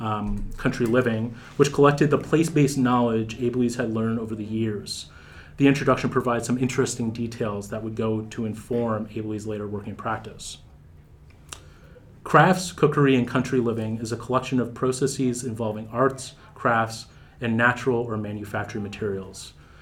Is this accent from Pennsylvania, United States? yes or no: yes; Pittsburgh, Pennsylvania, United States; The buildings stained with soot felt familiar because I grew up in Pittsburgh at a time when the steel mills still operated.